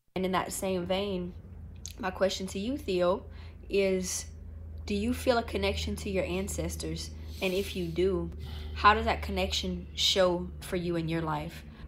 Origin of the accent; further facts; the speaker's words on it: Louisiana, United States; I'm from Louisiana